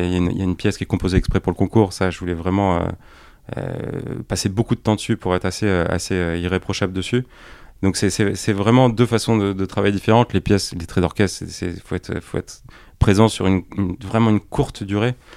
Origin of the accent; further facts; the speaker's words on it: Pertuis, Provence-Alpes-Côte d'Azur, France; moved away; also born or lived in Paris; je suis originaire de, la région d'Aix-en-Provence, de Pertuis exactement.